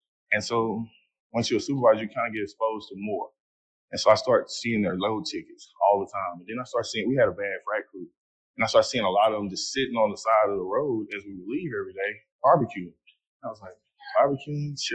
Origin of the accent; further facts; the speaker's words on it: Fort Worth, Texas, United States; I'm from Fort Worth, Texas